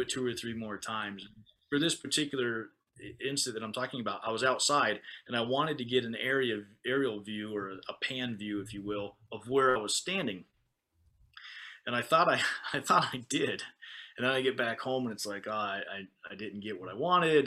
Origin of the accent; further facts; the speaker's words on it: United States; now in Okinawa, Japan; as an American